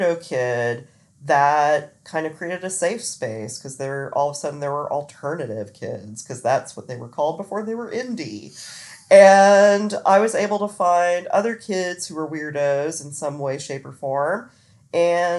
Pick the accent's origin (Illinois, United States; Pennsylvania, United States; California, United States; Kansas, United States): Kansas, United States; Olathe; also born or lived in Florida; I grew up mostly in Olathe, Kansas